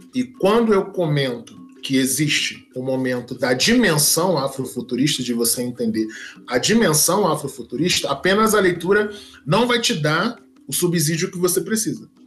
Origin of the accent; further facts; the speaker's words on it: Duque de Caxias, Rio de Janeiro, Brazil; eu sou oriundo da Baixada Fluminense, Duque de Caxias